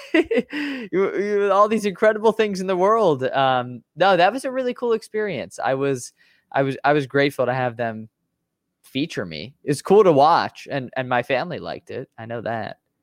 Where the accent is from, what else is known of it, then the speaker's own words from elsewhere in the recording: Chicago, Illinois, United States; I'm a Chicagoan. I've, I've been here my whole life in Chicago, born and raised in the north suburbs